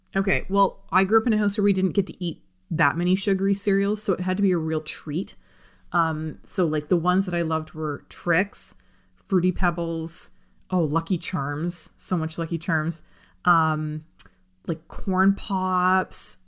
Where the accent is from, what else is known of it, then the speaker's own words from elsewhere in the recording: near Buffalo, Ontario, Canada; we lived close enough to Buffalo that I would get all the commercials